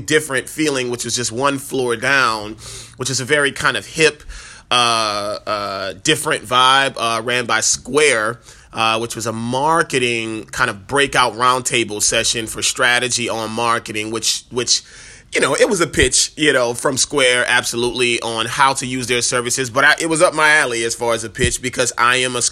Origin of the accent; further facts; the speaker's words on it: New Orleans, Louisiana, United States; moved away; the beautiful city, which is my hometown